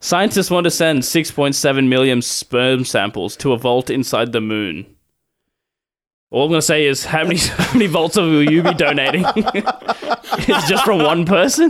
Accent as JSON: {"language": "English", "country": "Sri Lanka", "said": "I'm Sri Lankan"}